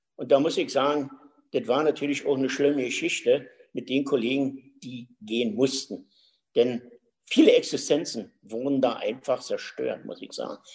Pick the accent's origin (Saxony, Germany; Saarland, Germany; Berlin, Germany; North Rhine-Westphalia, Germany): Berlin, Germany; bin in Berlin geboren, und äh, so spreche ich ja auch noch und das will ich auch pflegen weiterhin